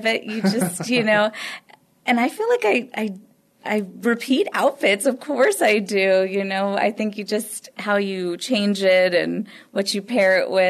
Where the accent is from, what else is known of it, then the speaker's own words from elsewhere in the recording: Edinburg, Texas, United States; moved away as an adult; now in San Antonio, United States; I am originally from the Rio Grande Valley, Edinburgh specifically. And I moved to San Antonio back in 2013. And I've been living here ever since.